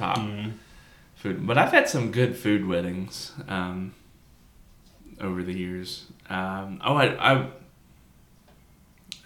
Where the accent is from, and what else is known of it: the South, United States